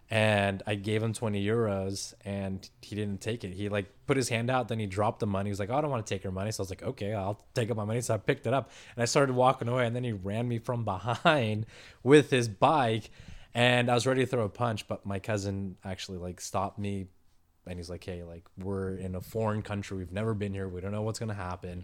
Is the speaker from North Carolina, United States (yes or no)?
no; San Diego, California, United States; I was born and raised here in San Diego